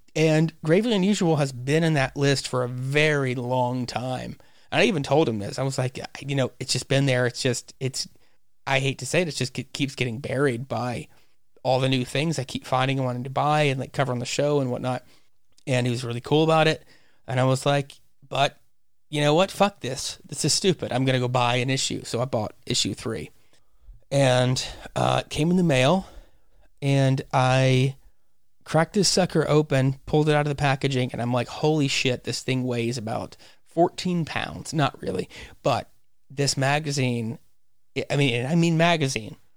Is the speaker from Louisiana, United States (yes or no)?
yes; Louisiana, United States; in my home state. It's set in Louisiana.